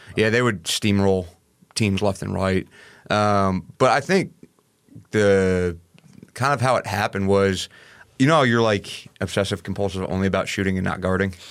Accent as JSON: {"language": "English", "town": "Hopewell Junction", "region": "New York", "country": "United States", "moved": "yes", "said": "I'm from a small town called Hopewell Junction, uh, New York"}